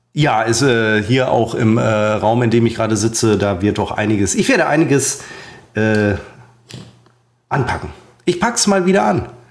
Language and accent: German; Münster, North Rhine-Westphalia, Germany; moved away; waren wir dann in Hiltrup. Das ist der, mein Geburtsort, ein Vorort von äh, von Münster